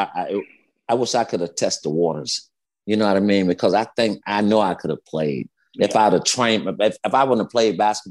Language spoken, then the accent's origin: English; Gainesville, Florida, United States; Gainesville, Florida